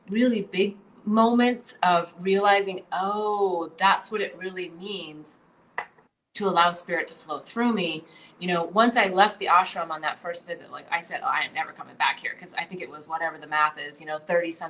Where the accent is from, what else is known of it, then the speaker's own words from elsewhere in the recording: Midwest, United States; I mean, I grew up in the Midwest, so maybe I got the extra, you know, the super program on this